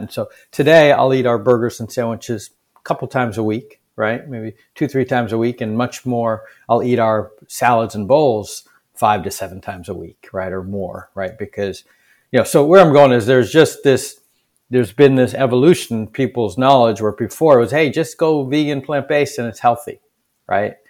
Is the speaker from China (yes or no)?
no; Boston, Massachusetts, United States; a skinny Indian kid growing up in Boston in the seventies, um, and eighties